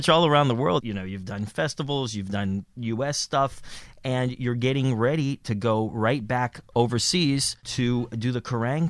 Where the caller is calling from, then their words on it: New York, United States; I'm calling from Midtown Manhattan.